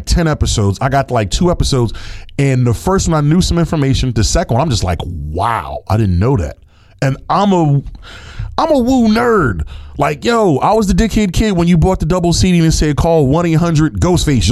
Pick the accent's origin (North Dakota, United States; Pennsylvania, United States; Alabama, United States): Pennsylvania, United States; Philadelphia; I grew up in Philadelphia